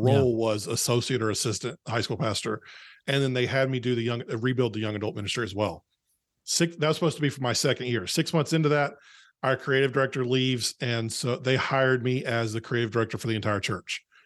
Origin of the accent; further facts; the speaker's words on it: North Carolina, United States; I grew up in a small town in North Carolina, uh, that no one's ever heard of.